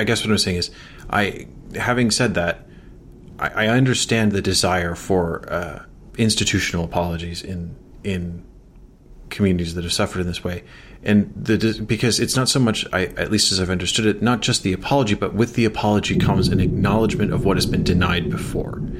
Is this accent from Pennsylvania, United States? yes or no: no; Chicago, Illinois, United States; I'm from Chicago.